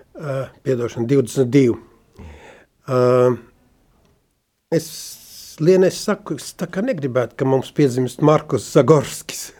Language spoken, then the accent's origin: Latvian; Sigulda, Latvia; also born or lived in Gaujiena; es piedzimu, ka 49. gadā Siguldā